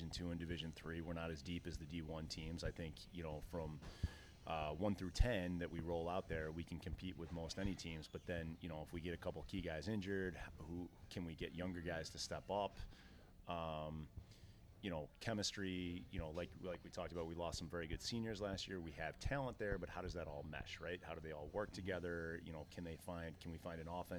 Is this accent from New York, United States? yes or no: yes; New York, United States; now in New Hampshire, United States; I grew up in New York